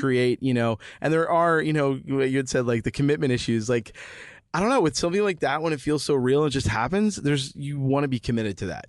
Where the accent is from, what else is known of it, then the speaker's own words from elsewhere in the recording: New Jersey, United States; moved away; I'm from Jersey